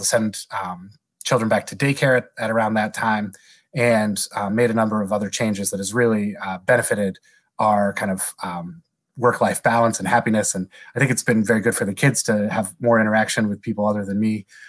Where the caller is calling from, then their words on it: State College, Pennsylvania, United States; I'm calling from State College, Pennsylvania. It's a smallish college town in the middle of the state of Pennsylvania.